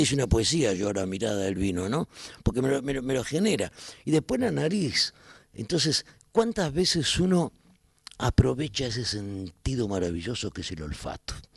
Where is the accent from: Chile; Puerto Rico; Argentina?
Argentina; Buenos Aires; Siempre en Capital. Si nací acá y me crié acá